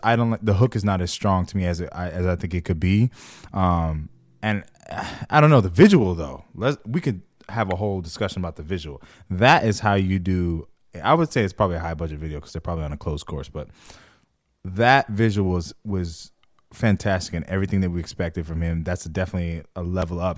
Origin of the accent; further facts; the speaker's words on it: just outside of Los Angeles, California, United States; I'm from the West Coast, for those who don't know, uh, L A specifically, east, just outside of L